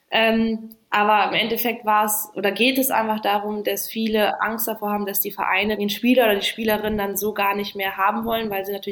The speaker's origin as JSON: {"language": "German", "country": "Namibia", "tie": "born or raised there", "said": "ja, Namibia ist natürlich meine Heimat. Äh, da bin ich geboren, aufgewachsen. Ähm, immer noch, äh, meine Eltern leben immer noch dort"}